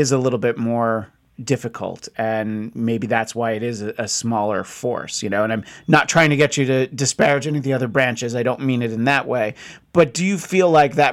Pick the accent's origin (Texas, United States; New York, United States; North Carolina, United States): New York, United States; now in Southern California, United States; I grew up not too far, again, not in a military family, but just geographically, West Point wasn't far from where I was from